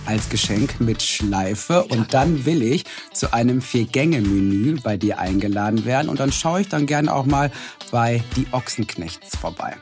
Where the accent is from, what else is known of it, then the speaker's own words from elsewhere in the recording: Ruhr area, North Rhine-Westphalia, Germany; ich komme aus dem Ruhrgebiet